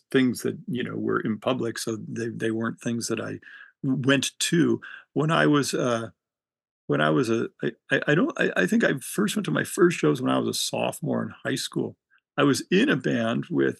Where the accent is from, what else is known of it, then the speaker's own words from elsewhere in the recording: Hermosa Beach, California, United States; I grew up in Hermosa Beach, which was a weird place